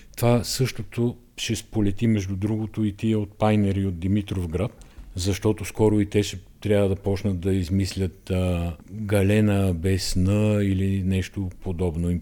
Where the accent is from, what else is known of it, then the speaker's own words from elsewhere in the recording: Bulgaria; ние сме българи, всички знаем, че сме българи